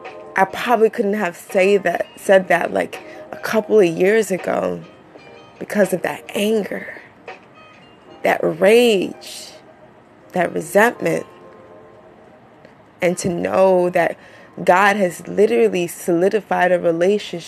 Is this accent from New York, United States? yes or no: yes; New York City, New York, United States; from Queens